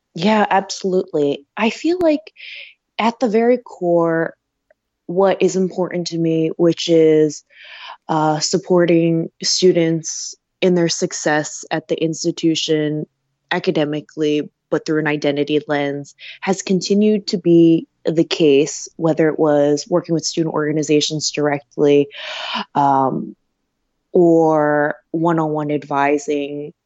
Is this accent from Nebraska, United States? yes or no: no; Delaware, United States; moved away as an adult; also born or lived in Pennsylvania; I grew up in Delaware